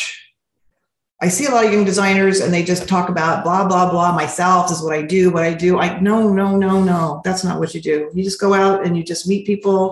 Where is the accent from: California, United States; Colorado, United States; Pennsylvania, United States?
California, United States; Montebello; I was raised in Montebello.